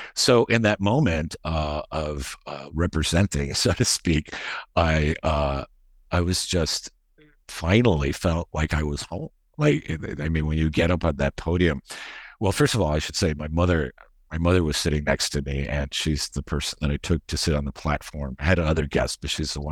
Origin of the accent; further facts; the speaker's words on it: Miami, Florida, United States; also born or lived in Madrid, Spain; I grew up in Miami